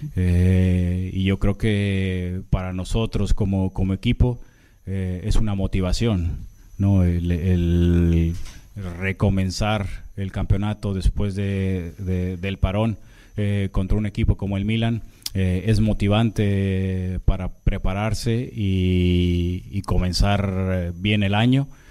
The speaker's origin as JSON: {"language": "Spanish", "country": "Mexico", "moved": "as an adult", "said": "Soy el primer portero en la historia de México que juega, que, juega en Europa"}